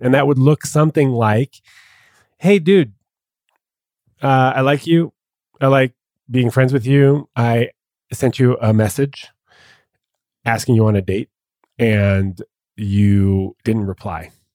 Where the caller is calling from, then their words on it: Dallas, Texas, United States; calling from Dallas.